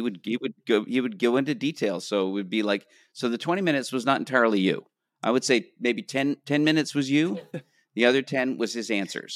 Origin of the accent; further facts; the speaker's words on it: Canada; moved away as an adult; now in Los Angeles, United States; as a Canadian